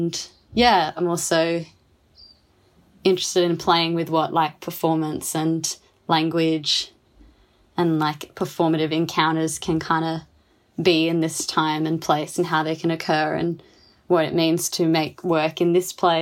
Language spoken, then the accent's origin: English; Canberra, Australian Capital Territory, Australia; now in Fremantle, Australia; I grew up on Ngunnawal Ngambri country in Canberra